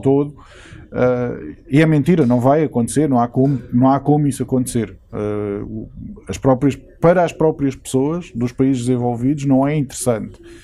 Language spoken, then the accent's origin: Portuguese; Portugal; now in United Kingdom; Eu hum, vivo eh, aqui, mas eu sou português.